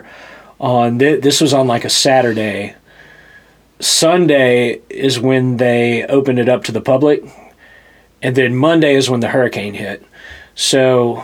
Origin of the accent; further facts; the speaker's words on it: Louisiana, United States; accent: Southern; moved away as an adult; also born or lived in Hattiesburg, Mississippi / New Orleans, Louisiana / Washington D.C.; now in Nashville, United States; I'm from Louisiana, originally